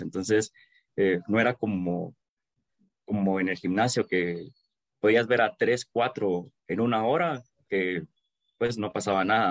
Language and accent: Spanish; Guatemala; Como buen chapín.